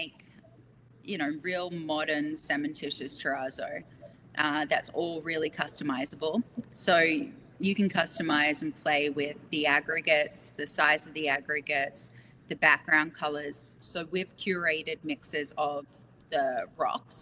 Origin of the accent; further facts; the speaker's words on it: Australia; we're Australian